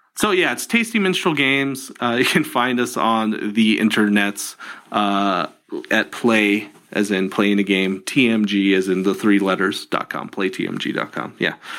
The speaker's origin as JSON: {"language": "English", "town": "Tucson", "region": "Arizona", "country": "United States", "tie": "born or raised there", "also_born_or_lived": "California", "said": "I grew up in Tucson, Arizona."}